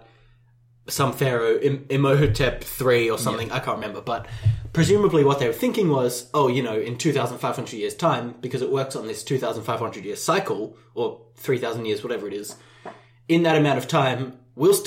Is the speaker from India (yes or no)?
no; Australia; as an Australian